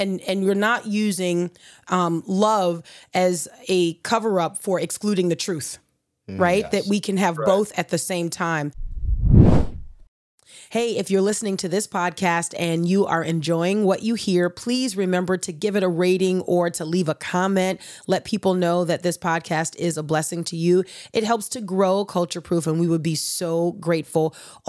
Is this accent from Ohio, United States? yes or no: yes; Ohio, United States; I promise I'm from Ohio.